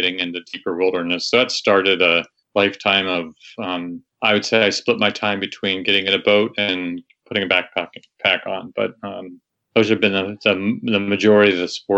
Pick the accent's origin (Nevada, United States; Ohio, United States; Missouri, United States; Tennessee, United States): Ohio, United States; moved away as an adult; also born or lived in Naples, Florida; now in Waimea, Hawaii, United States; I grew up in Ohio